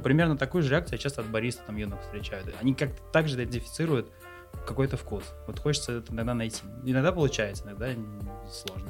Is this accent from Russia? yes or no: yes; Ulyanovsk, Ulyanovsk Oblast, Russia; moved away as an adult; also born or lived in Taganrog / Krasnodar / Kazan; я родился в Ульяновской области, в городе Ульяновске